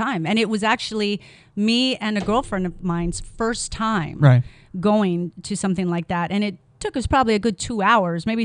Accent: Oahu, Hawaii, United States; also born or lived in Maui; now in Las Vegas, United States; I was born and raised on Oahu, but I'm from Maui

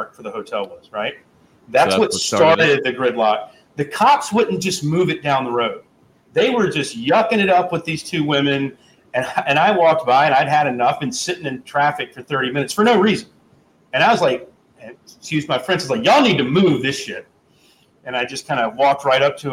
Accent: Southeast, United States; growing up in the Southeast

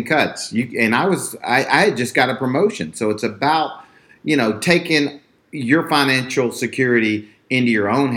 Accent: Texas, United States; I grew up in Texas. I live like 5 minutes from where I grew up.

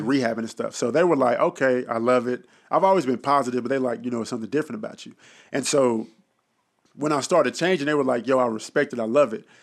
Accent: Dallas, Texas, United States; I'm born and raised in Dallas, Texas. Oak Cliff, to be exact

